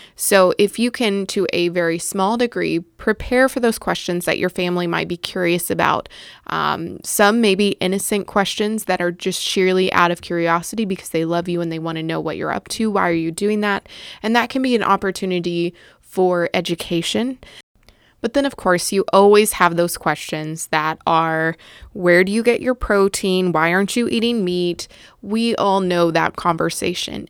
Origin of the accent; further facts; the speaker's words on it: the South, United States; I grew up in the South